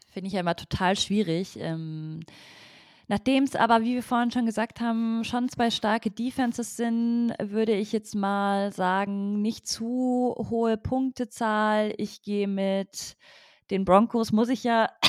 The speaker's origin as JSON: {"language": "German", "town": "Munich", "region": "Bavaria", "country": "Germany", "lives_now": "Berlin, Germany", "said": "Äh, ich komme äh, komm aus München, genau."}